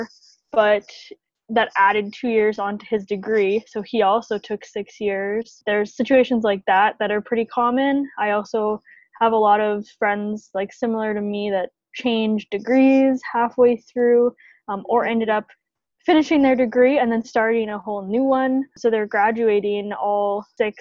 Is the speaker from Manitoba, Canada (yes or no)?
yes; Winnipeg, Manitoba, Canada; moved away as an adult; now in Toronto, Canada; I'm from Winnipeg, good old Winnipeg, Manitoba